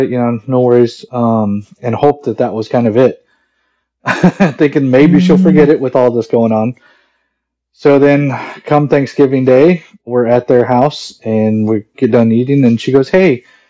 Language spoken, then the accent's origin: English; Mesa, Arizona, United States; I'm 41 years old, and I'm from Mesa, Arizona.